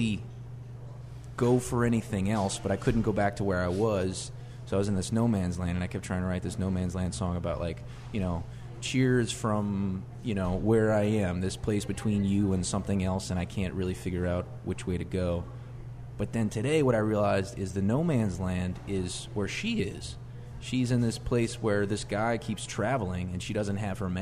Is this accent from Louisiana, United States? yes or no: yes; New Orleans, Louisiana, United States; also born or lived in Houston, Texas; I was back in New Orleans before I was 1 year old.